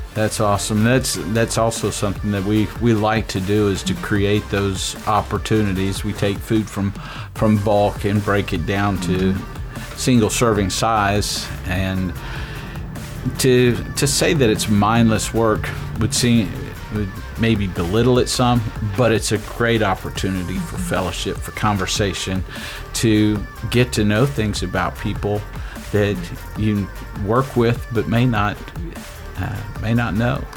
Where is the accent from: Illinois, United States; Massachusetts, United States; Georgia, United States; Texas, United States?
Texas, United States; Waco; moved away as an adult; I grew up also in Waco